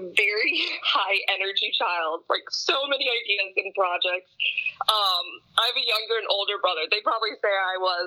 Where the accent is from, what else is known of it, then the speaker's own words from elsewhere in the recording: St. Louis, Missouri, United States; moved away; I grew up in St. Louis and lived there my entire childhood.